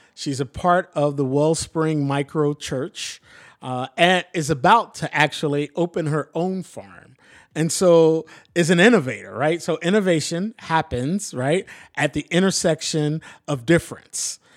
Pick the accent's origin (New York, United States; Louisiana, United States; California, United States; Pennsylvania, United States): Pennsylvania, United States; Philadelphia; also born or lived in Atlanta; now in Portland, United States; I'm from Philly. I grew up in the city.